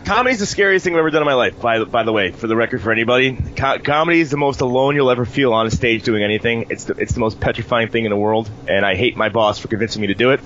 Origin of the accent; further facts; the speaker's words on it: New York City, New York, United States; for me as a New Yorker